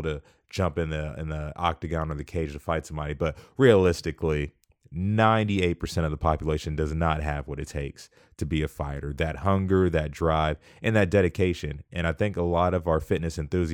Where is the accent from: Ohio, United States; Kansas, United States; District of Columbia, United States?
Kansas, United States; Wichita; I'm from Wichita.